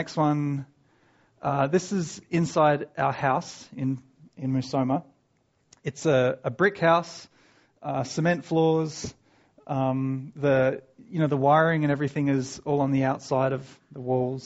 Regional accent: Australia; moved away as an adult; also born or lived in San Diego, United States; now in Tanzania; I grew up in Australia. I came out to San Diego in 1999

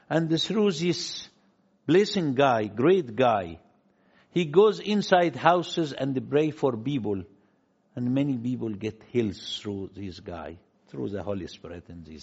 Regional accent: Luxor, Luxor Governorate, Egypt; I am from Luxor, which is lower Egypt here, from a little tiny village called West Bank, not in Israel, West Bank in Luxor

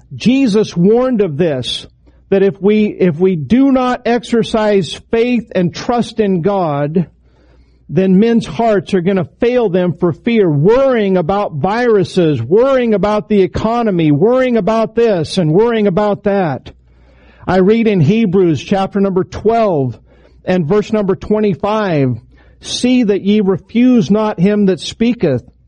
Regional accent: Idaho, United States; moved away; my home state, Idaho

